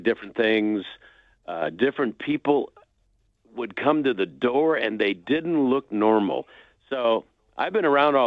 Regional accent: Los Angeles, California, United States; I grew up in Southern California in the San Fernando Valley

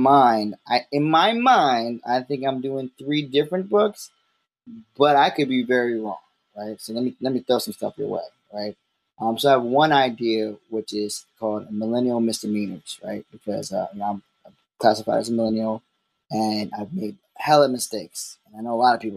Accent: Baltimore, Maryland, United States; I'm from Baltimore, so it's a slight accent

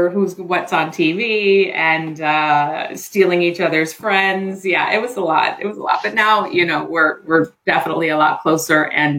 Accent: Columbia, Maryland, United States; I did. I grew up in Columbia, Maryland.

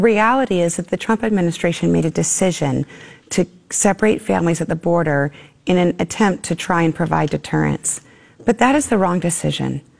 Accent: Tucson, Arizona, United States; I was born and raised in Tucson

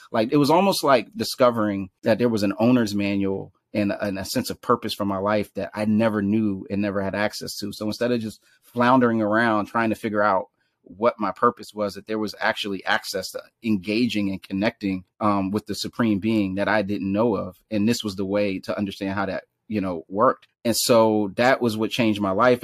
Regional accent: Philadelphia, Pennsylvania, United States; also born or lived in Washington, D.C.; now in Brooklyn, United States; in Northwest Philadelphia, born and raised

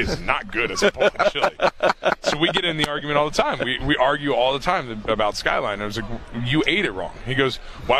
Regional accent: Dayton, Ohio, United States; I grew up in Dayton, Ohio.

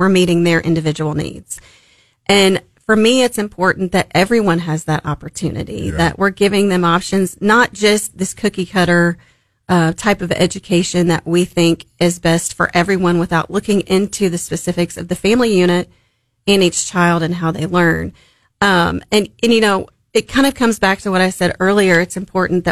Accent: Springfield, Missouri, United States; also born or lived in Memphis, Tennessee; We're from Memphis originally, but Springfield's been a part of my life since I can remember, you know, earliest memories

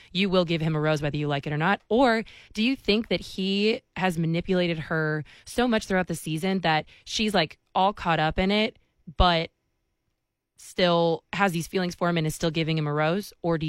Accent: Chicago, Illinois, United States; I'm from Chicago, and so I hear that.

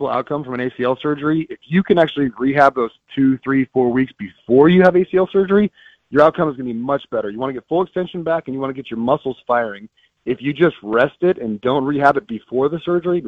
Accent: Bay Area, Northern California, United States; moved away; I grew up in the Bay Area of Northern California.

